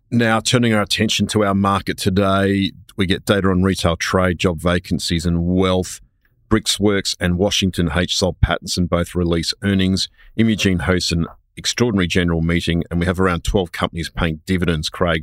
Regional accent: Queensland, Australia; I'm a Queenslander

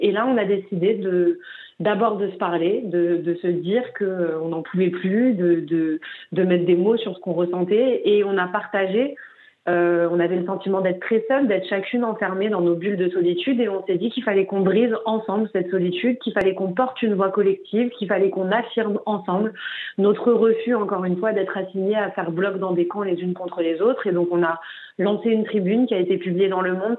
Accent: Paris, Île-de-France, France; moi j'ai grandi dans le 20e arrondissement de Paris

